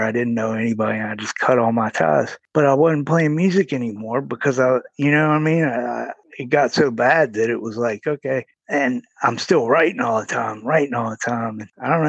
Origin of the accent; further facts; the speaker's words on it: Roanoke, Virginia, United States; I was born in Roanoke, Virginia. I grew up there, lived there most of my life.